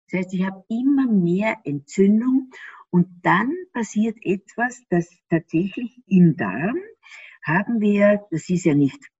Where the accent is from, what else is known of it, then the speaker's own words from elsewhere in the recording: Austria; ich bin ja Österreicherin und die haben ja manchmal so einen Minderwertigkeitskomplex den Deutschen gegenüber.